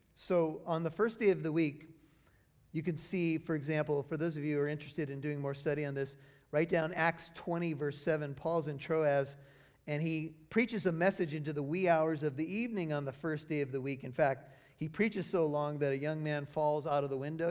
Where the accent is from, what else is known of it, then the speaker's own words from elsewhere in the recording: United States; my life as an American